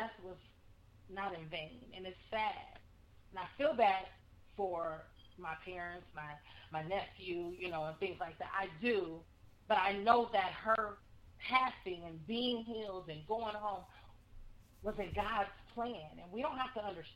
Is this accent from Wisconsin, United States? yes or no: yes; Wisconsin, United States; born or raised there; moved away as an adult; now in Texas, United States